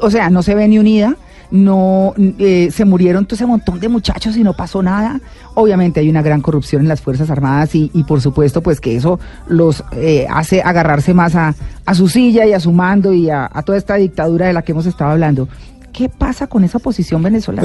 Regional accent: Santanderes, Colombia; moved away; also born or lived in Pamplona; que llegué a los Santanderes y crecí allá un tiempo y me fui de los Santanderes

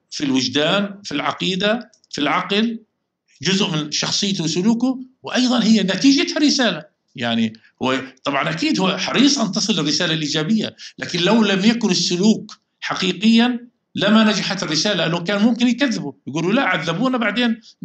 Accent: Palestine; احنا كفلسطينيين

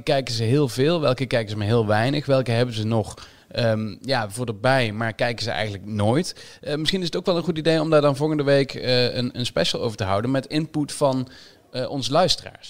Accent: Limburg, Netherlands; Nu kom ik zelf uit Limburg

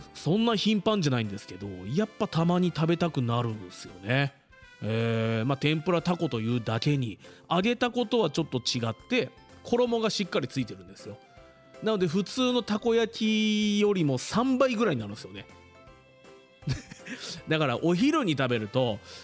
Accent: Fuji, Shizuoka, Japan; 生まれも育ちも富士市ということで

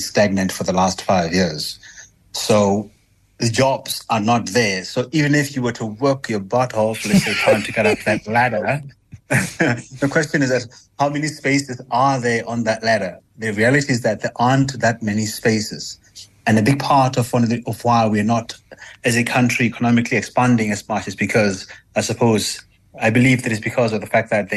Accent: South Africa; accent: South African; being a South African with a more palatable accent

